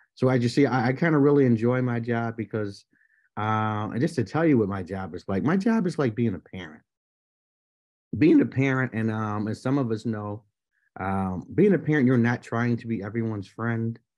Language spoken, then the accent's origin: English; Buffalo, New York, United States; born and raised in Buffalo, New York